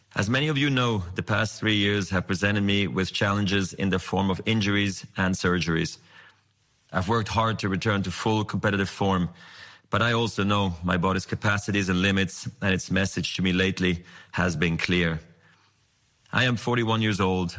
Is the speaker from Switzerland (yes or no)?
yes; Basel, Basel-Stadt, Switzerland; I was a ball kid in my hometown of Basel